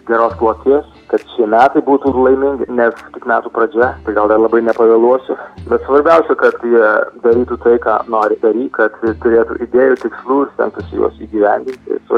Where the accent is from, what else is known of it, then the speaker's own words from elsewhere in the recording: Lithuania; moved away; Na, aš puikiai jaučiuosi, man labai smagu, aišku, grįžti į Lietuvą, į savo gimtą kraštą ir, ir groti saviems žmonėms, savo publikai